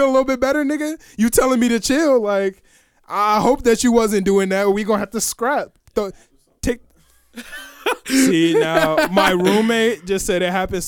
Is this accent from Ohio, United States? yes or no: no; Oak Park, Illinois, United States; we come from Oak Park, obviously a very liberal town